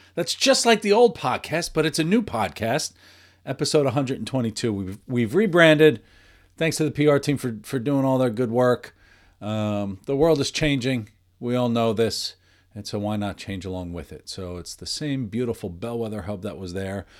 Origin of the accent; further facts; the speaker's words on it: New York, United States; I, I grew up in New York, in the Northeast, and, and around here